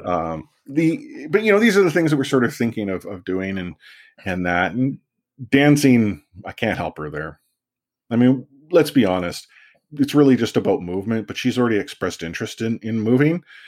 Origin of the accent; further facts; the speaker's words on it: Vancouver, British Columbia, Canada; I grew up in Vancouver and my sport was soccer